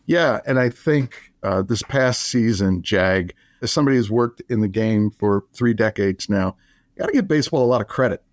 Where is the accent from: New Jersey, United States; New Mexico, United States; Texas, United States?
New Jersey, United States; moved away as an adult; I grew up in New Jersey